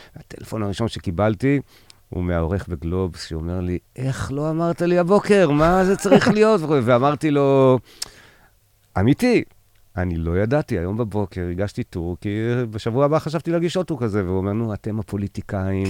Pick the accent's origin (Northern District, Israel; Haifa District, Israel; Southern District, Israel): Southern District, Israel; Ein HaShlosha; now in Tel Aviv, Israel; אני נולדתי בקיבוץ עין השלושה